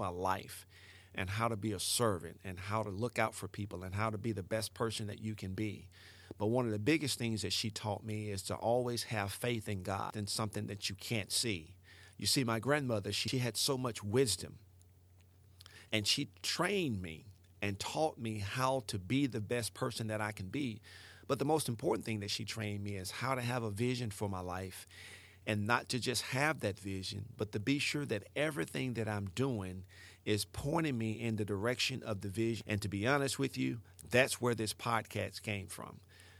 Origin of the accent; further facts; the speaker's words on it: Mississippi, United States; now in Ellisville, United States; I live in Ellisville, Mississippi. It's about 10 minutes from Hattiesburg. It's South Mississippi. I grew up in the Mississippi Delta.